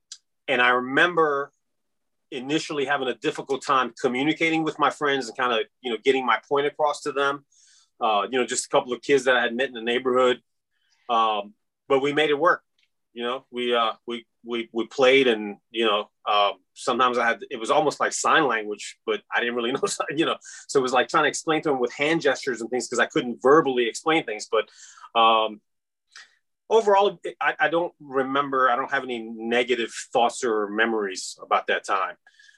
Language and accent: English; Virginia, United States; And I don't remember when I made that switch to I'm Iranian American. But I really never really felt out of place per se, with the exception of those couple of incidents, where kids would pick on you. And I guess a part of that was the diversity of Northern Virginia